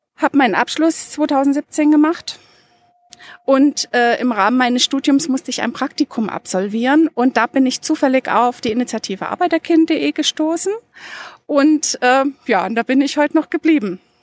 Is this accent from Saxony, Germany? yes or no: yes; Dresden, Saxony, Germany; moved away as an adult; now in Munich, Germany; Ich habe in Dresden gelebt und bin da zur Schule gegangen